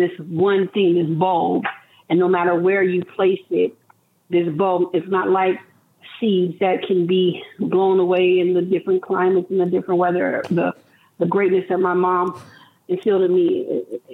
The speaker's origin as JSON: {"language": "English", "town": "Las Vegas", "region": "Nevada", "country": "United States", "tie": "born or raised there", "said": "me as a young girl growing up in Las Vegas"}